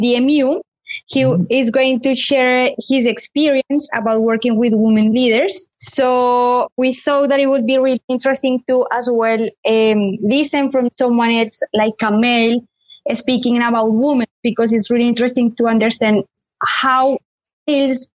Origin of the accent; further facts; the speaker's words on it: Colombia; moved away as an adult; now in United Kingdom; I am from Colombia.